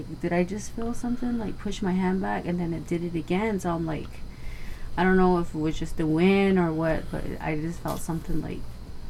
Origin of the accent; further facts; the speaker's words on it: New Mexico, United States; growing up in New Mexico